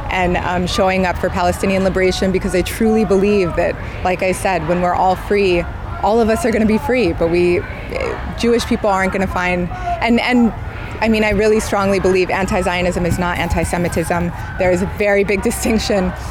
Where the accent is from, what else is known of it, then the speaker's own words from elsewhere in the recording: Samoa; also born or lived in Tonga; Yeah, so uh, I'm from Samoa and Tonga.